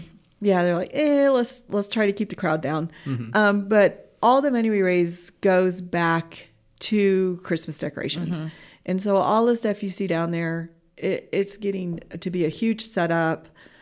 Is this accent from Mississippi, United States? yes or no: no; Alaska, United States; moved away; We came from Alaska, so definitely I have snow pants and mukluks, gloves. I know how to dress for the cold